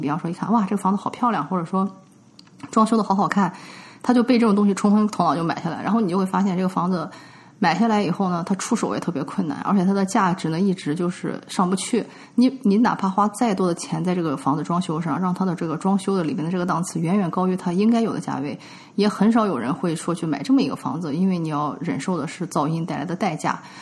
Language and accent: Chinese; China; now in United States; 我们中国人就会知道说这个大门一打开不能对着楼梯